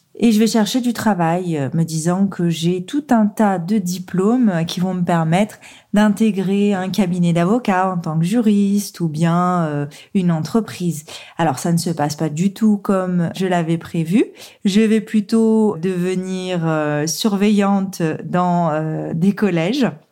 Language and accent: French; Saône-et-Loire, Bourgogne-Franche-Comté, France; moved away as an adult; also born or lived in Lyon; je suis originaire du département de la Saône-et-Loire